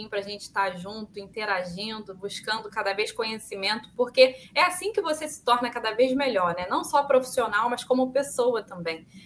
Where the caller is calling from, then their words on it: Rio de Janeiro, Brazil; Eu sou aqui do Rio de Janeiro, tá um calor terrível aqui.